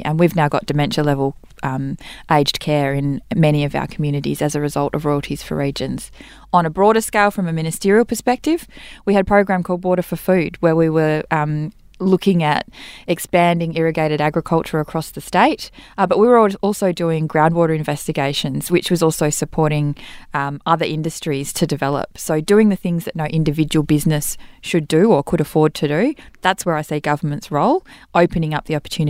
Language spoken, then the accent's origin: English; Western Australia, Australia; And I'm born and bred in the Central Wheatbelt. I wouldn't have run anywhere else.